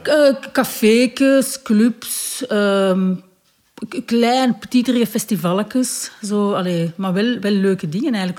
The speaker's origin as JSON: {"language": "Dutch", "country": "Belgium", "tie": "born or raised there", "said": "Ik ben geboren in België en mijn vader is Congolees. Mijn moeder is Belgisch"}